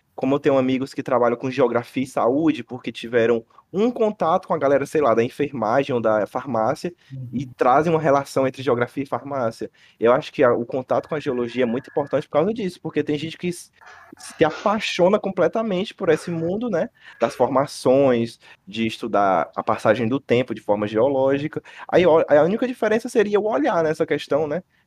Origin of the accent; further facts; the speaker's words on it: Fortaleza, Ceará, Brazil; Nasci aqui, né, em Fortaleza